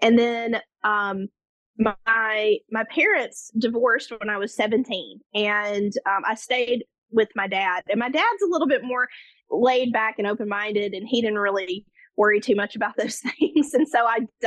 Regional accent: just outside of Memphis, Tennessee, United States; I was born and raised and I currently live just outside of Memphis, Tennessee in the United States

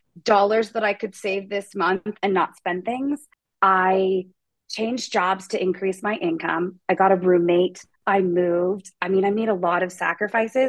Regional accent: Pacific Northwest, United States; moved away; I'm from the Pacific Northwest.

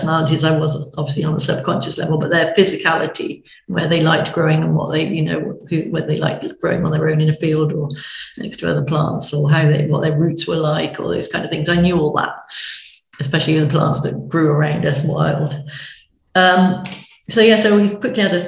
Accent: Stroud, South West England, United Kingdom; moved away as an adult; now in Somerset, United Kingdom; we lived up in Gloucestershire, Stroud in Gloucestershire, and which is where lots of the essences were made, my hometown

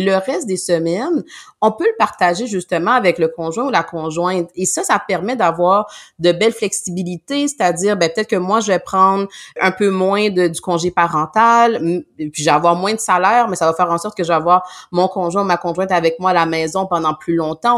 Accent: Montreal, Quebec, Canada; nous on vient exemple de Montréal, la région de Montréal

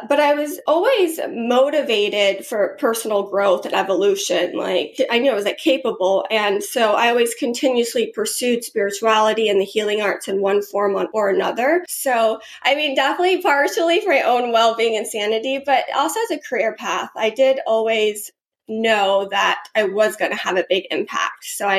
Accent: Georgia, United States; Yeah, I grew up in Georgia

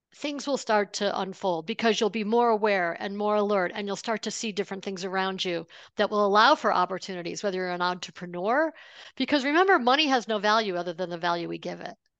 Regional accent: Buffalo, New York, United States; I grew up outside of Buffalo, New York

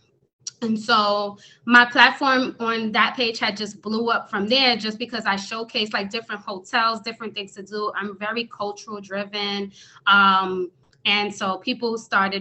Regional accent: New York City, New York, United States; I am originally from New York City, born and raised in the Bronx, New York

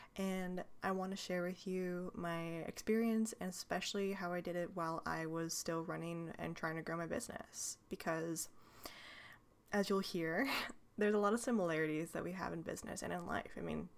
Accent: California, United States; I was born and raised here in Northern California. It is rather different than Southern California, in case you don't know.

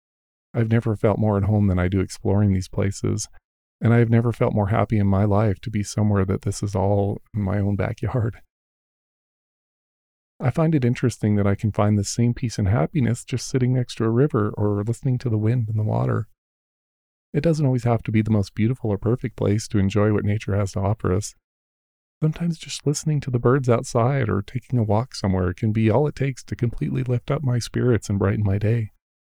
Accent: Rocky Mountains, United States; I was blessed with growing up in the Rocky Mountains, and that has been my playground for nearly all of my life. Growing up in the mountains and spending so much time out in nature has been absolutely the best part of my life.

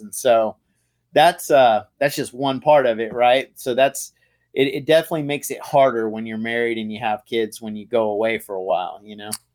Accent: Tyler, Texas, United States; moved away; I'm from Texas. I, I grew up in East Texas in a little town called Tyler.

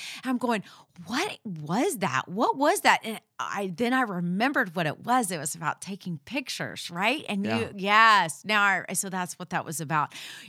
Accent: Texas, United States; Because we're from Texas. We holler.

